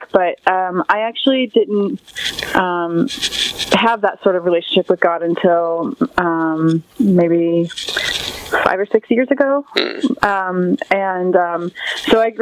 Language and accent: English; Port St. Lucie, Florida, United States; now in Vero Beach, United States; I grew up in Port St. Lucie, Florida, and I'm currently living in Vero Beach, Florida